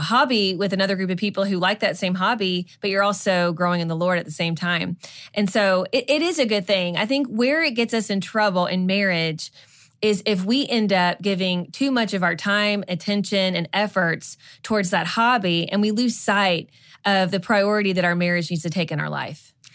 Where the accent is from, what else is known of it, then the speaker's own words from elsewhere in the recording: Kentucky, United States; moved away as an adult; also born or lived in Georgia; when we first moved away from kind of our hometown in Kentucky.